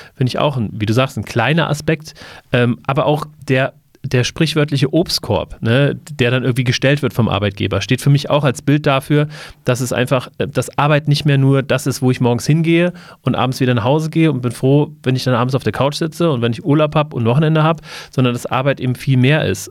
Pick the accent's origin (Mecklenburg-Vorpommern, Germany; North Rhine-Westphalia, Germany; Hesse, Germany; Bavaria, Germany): Hesse, Germany; Wiesbaden; Ich ähm, komme ähnlich wie Seibert aus Wiesbaden